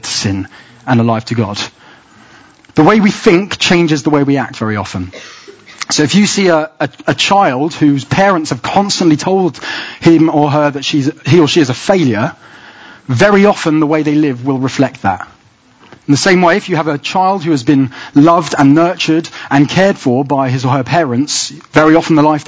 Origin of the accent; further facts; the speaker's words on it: England, United Kingdom; Inside, I know I'm British. My identity is to be English.